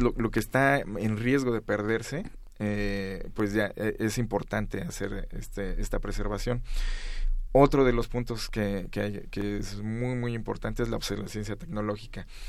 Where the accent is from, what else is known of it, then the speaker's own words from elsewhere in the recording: Mexico; como mexicanos